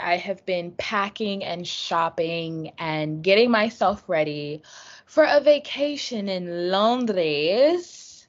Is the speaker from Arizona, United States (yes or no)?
no; New Jersey, United States; But I'm from North Jersey.